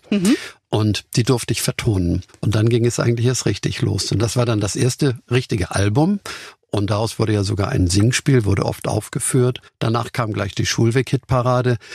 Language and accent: German; Hamburg, Germany; So als Hamburger haben wir vielleicht gedacht, wir sind ja ein bisschen solide Kaufleute dort.